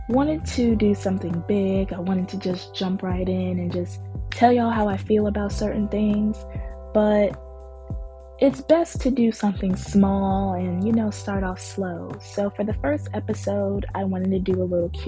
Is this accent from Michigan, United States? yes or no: no; Newburgh, New York, United States; also born or lived in Bronx / Jacksonville, Florida; I am from Newburgh, New York. I was raised in the Bronx for a little bit, and then I moved to Jacksonville, Florida, and I am 23 years old.